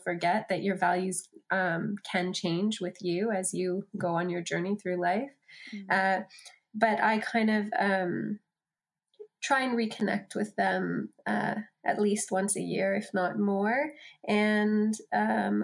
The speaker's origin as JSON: {"language": "English", "country": "Canada", "also_born_or_lived": "Australia", "moved": "as an adult", "said": "I'm from Canada originally, and my husband's Australian. So I spent a decade in Australia"}